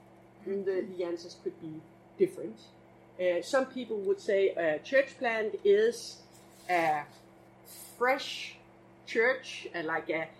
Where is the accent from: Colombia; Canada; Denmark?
Denmark; English is a second language; now in Copenhagen, Denmark; originally I'm actually from this little island. Do you know where this little tiny island is? East of Denmark